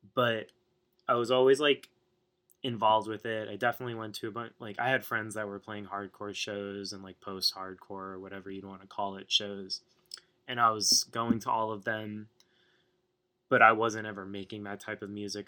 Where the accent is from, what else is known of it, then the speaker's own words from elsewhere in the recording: New York City, New York, United States; now in Brooklyn, United States; I've been in Staten Island uh, most of my life, which is it is New York, but it's not really New York.